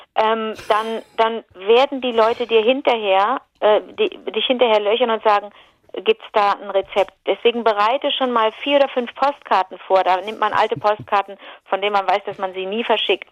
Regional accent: Rhineland, Germany; bei uns im Rheinland sind Teilchen so Gebäck, ist Plundergebäck

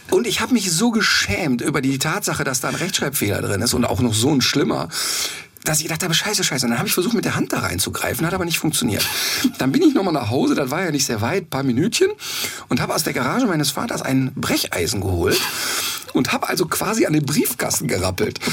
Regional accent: Ruhr area, North Rhine-Westphalia, Germany; moved away; ich könnte da nicht mehr leben, aber das ist meine Heimat und das spüre ich auch

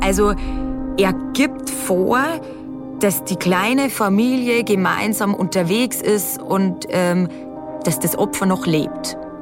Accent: Lower Bavaria, Germany; bei uns in Niederbayern

